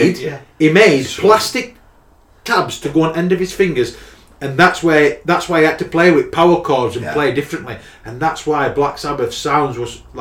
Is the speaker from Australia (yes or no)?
no; Barnsley, Yorkshire and the Humber, United Kingdom; I'm from Barnsley